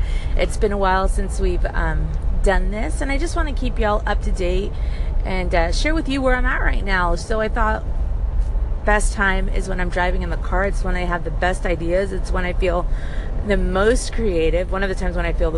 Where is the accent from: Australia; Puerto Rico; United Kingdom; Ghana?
Puerto Rico; now in United States; I was born and raised in Puerto Rico, with time in the States in between